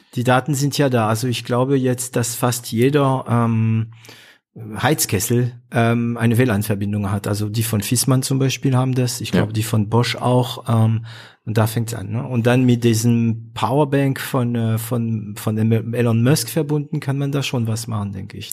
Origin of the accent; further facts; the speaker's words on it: northern France, France; German is a second language; moved away; ich komme aus Nordfrankreich. Ist eine Region, wo, ähm, also es ist eine Region, die in der 70er Jahre richtig runterging, weil man, das ist die Region Kohle